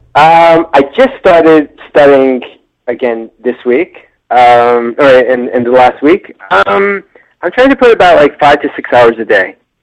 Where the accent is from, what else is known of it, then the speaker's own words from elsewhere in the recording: New York, United States; now in California, United States; I'm from New York, moved to California